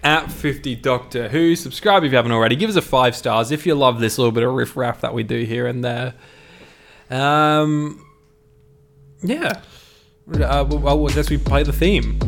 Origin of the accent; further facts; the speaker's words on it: Australia; I'm Australian